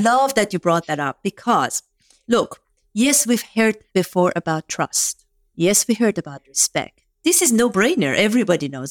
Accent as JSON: {"language": "English", "country": "Iran", "tie": "born or raised there", "first_language": "Farsi", "second_language": "English", "moved": "as an adult", "lives_now": "United States", "said": "I grew up in Iran"}